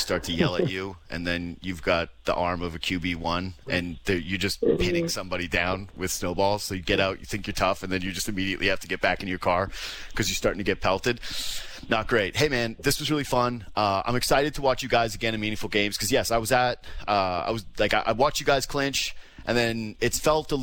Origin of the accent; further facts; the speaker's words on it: Canada; as a Canadian